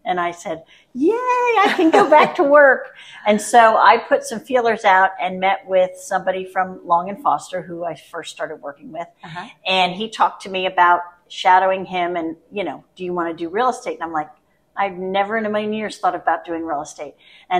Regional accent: Northern Virginia, United States; also born or lived in South Carolina; I've born and raised in Northern Virginia.

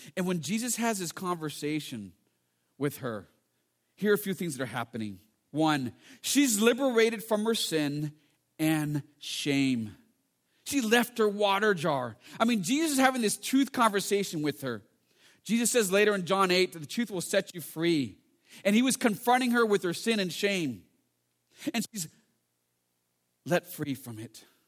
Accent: United States; also born or lived in England; I'm from America, but we're both Chinese anyways

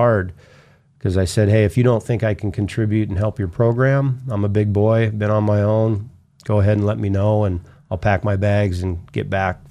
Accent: Canada; Being a Canadian and being in the U.S. on a student visa, when I graduated and I was finished school, I was at a crossroads

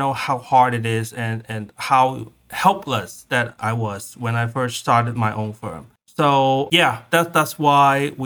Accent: Macau; moved away as an adult; also born or lived in California / Iowa; now in Southern California, United States; I'm originally from Macau, a tiny city 20 miles west of Hong Kong. I came to the US in 1998 for college

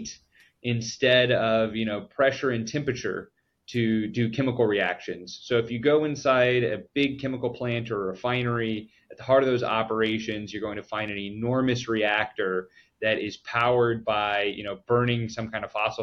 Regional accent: Midland, Texas, United States; Born and raised in Midland, Texas, for 18 years, and went to Texas Tech University.

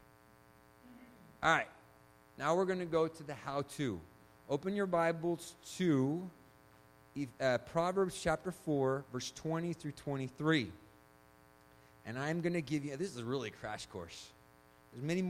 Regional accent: Chile; I was born in Chile

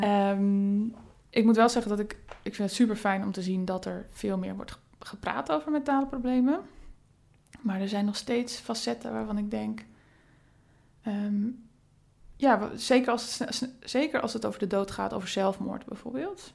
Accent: Friesland, Netherlands; moved away as an adult; also born or lived in Rotterdam; Ik kom zelf uit Friesland

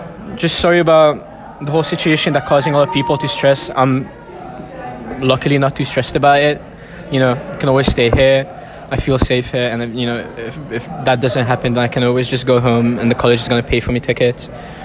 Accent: Hungary; moved away as an adult; I'm a sophomore, and I'm from Hungary.

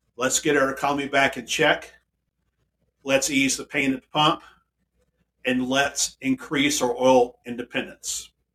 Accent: DeSoto, United States; Here in my hometown, here in DeSoto, and we're, we are a town of a few thousand people.

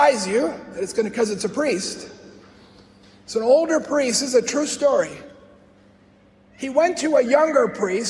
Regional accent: Chicago, Illinois, United States; I grew up in Chicago, the South Side, right in the middle of the city.

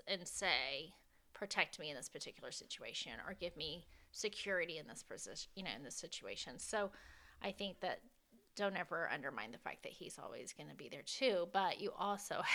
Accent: the South, United States; I'm a Southerner

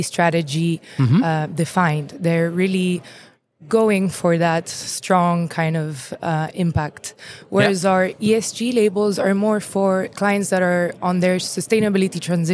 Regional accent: Luxembourg; I'm from Luxembourg

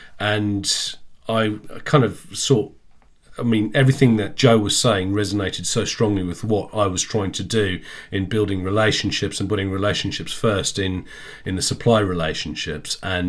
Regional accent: South Africa; moved away as an adult; Yeah, thank you. So … I grew up in South Africa. I left when I was 18.

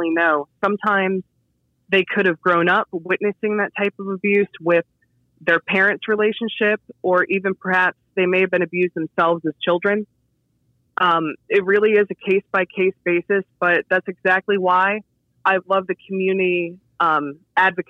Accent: Waldorf, Maryland, United States; I was born and raised in Waldorf, so I've always been very passionate about my area and Charles County

